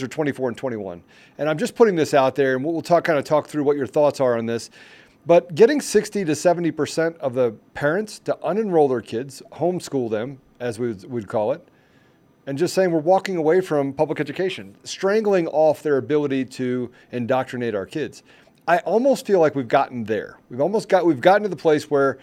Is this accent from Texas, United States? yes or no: no; Washington, District of Columbia, United States; also born or lived in Virginia / Maryland; I grew up in the DMV area, right? I grew up in Washington, D.C.